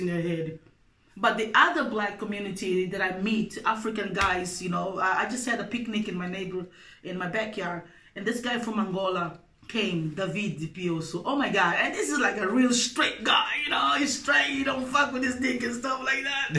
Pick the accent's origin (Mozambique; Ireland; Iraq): Mozambique; now in Denmark; growing up in Mozambique